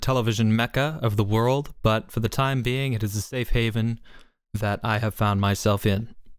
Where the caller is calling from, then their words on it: Sarnia, Ontario, Canada; I'm calling in from a little hamlet known as Sarnia, Ontario, right by the border of between Canada or Ontario and Michigan specifically, right by the beautiful sunny Lake Huron coast.